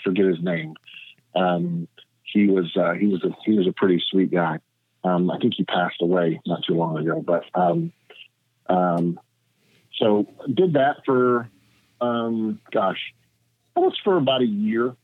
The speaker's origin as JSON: {"language": "English", "region": "Tennessee", "country": "United States", "also_born_or_lived": "Florida", "moved": "as an adult", "lives_now": "Los Angeles, United States", "said": "I'm originally from Tennessee, and I came to Los Angeles in 1998"}